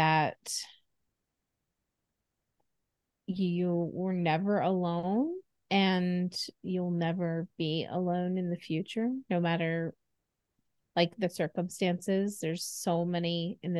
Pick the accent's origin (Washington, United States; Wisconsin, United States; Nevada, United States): Nevada, United States; Reno; Reno, Nevada